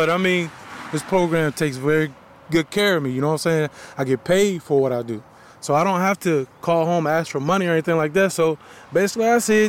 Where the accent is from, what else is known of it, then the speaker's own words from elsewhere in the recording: Albemarle County, Virginia, United States; I'm from Albemarle County